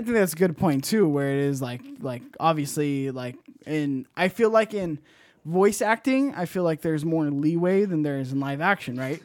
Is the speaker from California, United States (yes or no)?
yes; Bay Area, California, United States; born or raised there